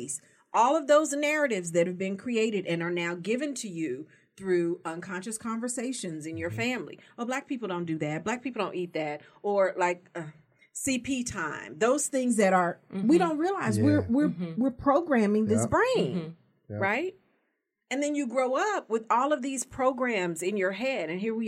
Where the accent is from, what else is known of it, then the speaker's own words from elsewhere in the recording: Las Vegas, Nevada, United States; I live in Las Vegas now. I grew up in Las Vegas.